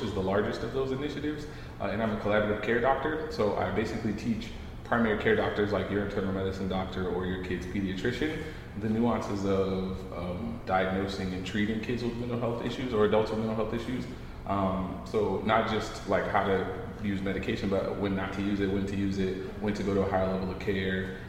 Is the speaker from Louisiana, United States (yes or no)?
yes; New Orleans, Louisiana, United States; moved away as an adult; now in New York, United States; I'm from New Orleans originally